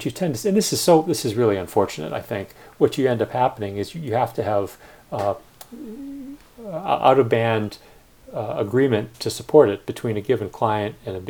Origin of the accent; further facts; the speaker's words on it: Northern Illinois, United States; moved away as an adult; So I go back to my hometown in Northern Illinois. I swear, people talk differently